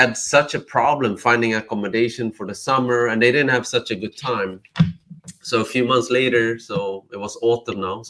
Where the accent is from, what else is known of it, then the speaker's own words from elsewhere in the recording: Sweden; now in Barcelona, Spain; I'm born and raised in Sweden, but my parents are from Cambodia